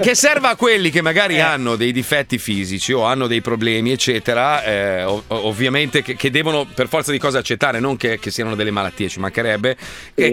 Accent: Italy; moved away as an adult; now in Miami, United States; in Italia, sul territorio italiano, che è E anche il mio paese

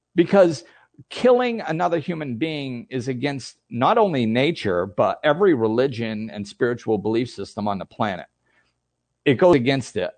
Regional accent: United States; I grew up in the United States

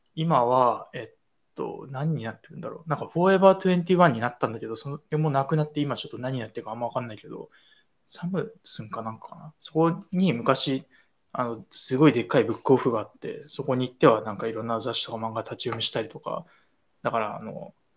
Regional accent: Tokyo, Japan; 物心ついた以降は、一応東京に、えっと、ずっといた

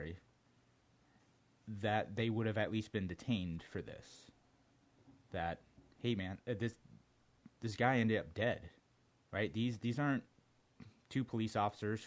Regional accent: Brunswick, Georgia, United States; I was born in Brunswick, Georgia

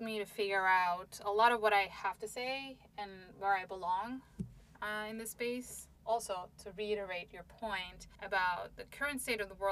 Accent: Istanbul, Turkey; moved away as an adult; now in United States; I grew up in Istanbul

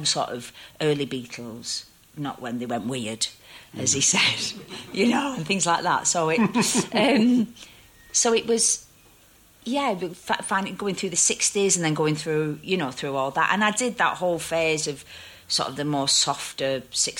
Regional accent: Bolton, North West England, United Kingdom; I grew up in Bolton

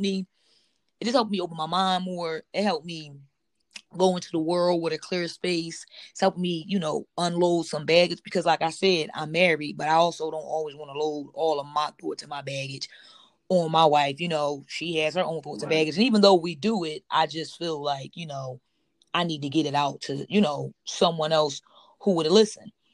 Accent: Philadelphia, Pennsylvania, United States; I'm born and raised in Philadelphia, Pennsylvania

